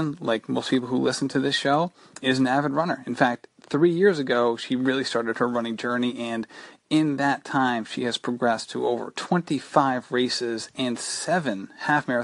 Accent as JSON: {"language": "English", "region": "Rhode Island", "country": "United States", "said": "you are a fellow Rhode Islander"}